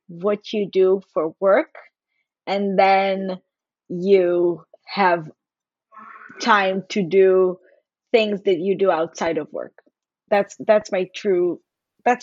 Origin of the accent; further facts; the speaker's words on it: Haifa, Haifa District, Israel; I'm from Israel. I'm from Haifa.